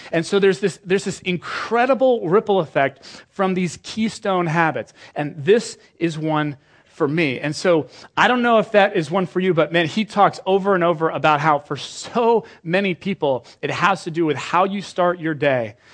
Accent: United Kingdom; now in Washington, United States; I'm British

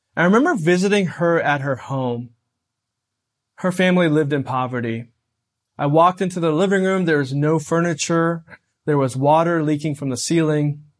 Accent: United States; a young person growing up in America.

